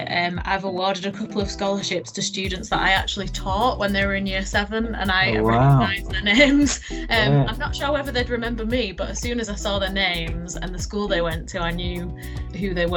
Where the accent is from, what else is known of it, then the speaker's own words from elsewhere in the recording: Leeds, Yorkshire and the Humber, United Kingdom; I am originally from Leeds, from East Leeds. You can probably tell by my accent